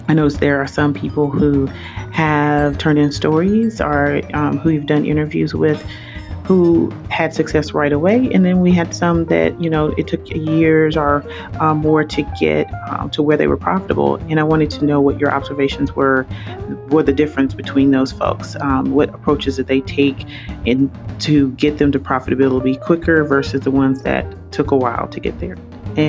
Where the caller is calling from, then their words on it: Atlanta, Georgia, United States; I'm calling from the Atlanta, Georgia area.